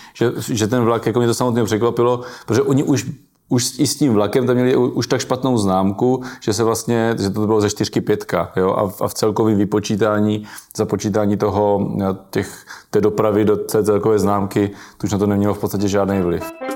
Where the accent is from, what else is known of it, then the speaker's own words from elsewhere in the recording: Brno, South Moravian Region, Czechia; já jsem z Brna venková